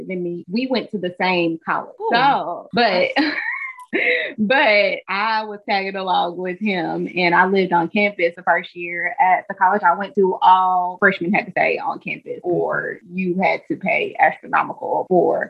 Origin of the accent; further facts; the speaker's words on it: Kentucky, United States; I'm from Kentucky